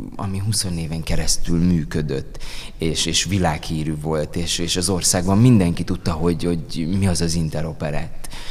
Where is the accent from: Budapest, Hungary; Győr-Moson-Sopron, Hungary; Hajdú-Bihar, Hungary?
Győr-Moson-Sopron, Hungary; Győr; én Győrben születtem, ott, ott nőttem fel